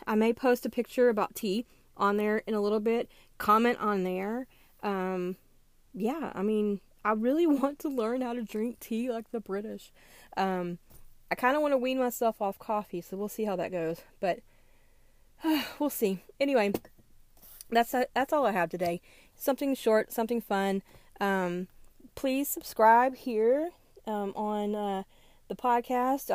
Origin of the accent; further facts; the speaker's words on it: American South, United States; moved away; I grew up in the American South